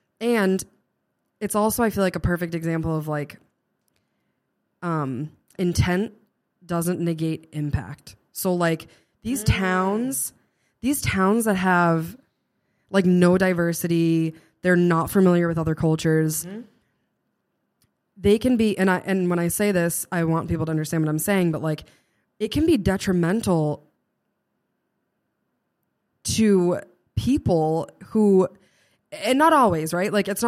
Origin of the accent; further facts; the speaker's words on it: Norton, Massachusetts, United States; Because I'm from Norton, and it's very much the same way. It's mm-hmm. very similar to Bridgewater.